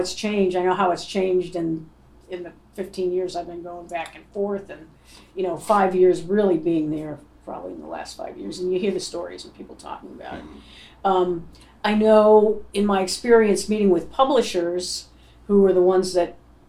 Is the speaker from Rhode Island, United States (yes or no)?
yes; Rhode Island, United States; moved away as an adult; also born or lived in Boston; I grew up in Rhode Island